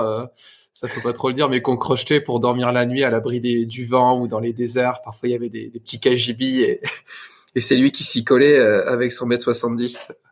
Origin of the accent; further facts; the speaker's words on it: France; moved away as an adult; j'ai regardé mon territoire de là où je viens en France. et après dix ans autour du monde, pour le coup littéralement, ben il était temps de rentrer dans ma région